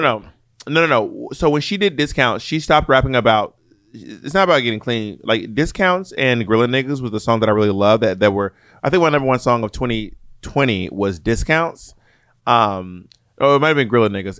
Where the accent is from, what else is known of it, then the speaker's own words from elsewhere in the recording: Georgia, United States; moved away; I grew up in Georgia